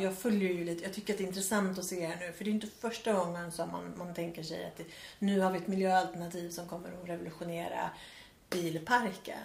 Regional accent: Värmland, Sweden; moved away; på landet hemma i Värmland som jag kommer ifrån

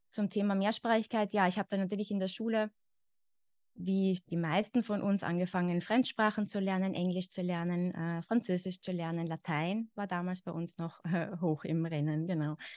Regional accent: Carinthia, Austria; accent: Carinthian; now in Vienna, Austria; ich bin aus Österreich, ich bin in Österreich geboren, ich lebe zurzeit in Wien. Ich komme aber nicht aus Wien, also meine Familie stammt eigentlich aus dem Süden von Österreich, aus Kärnten. Das heißt, ich bin theoretisch mit dem Kärntner Dialekt aufgewachsen.

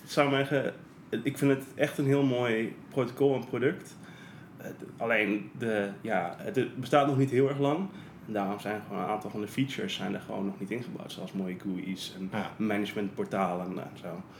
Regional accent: Netherlands; ik ben eh, geboren en getogen in Nederland

